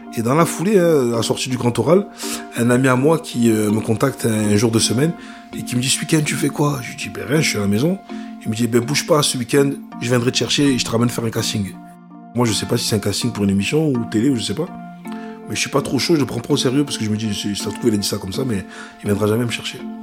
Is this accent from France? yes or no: yes; Vitrolles, Provence-Alpes-Côte d'Azur, France; also born or lived in Ancona, Italy; chez moi à Marseille, à Vitrolles